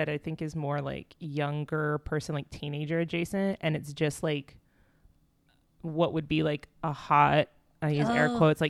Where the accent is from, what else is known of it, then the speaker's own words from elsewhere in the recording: Texas, United States; In growing up in Texas, it's yeah. just osmosis. Osmosis.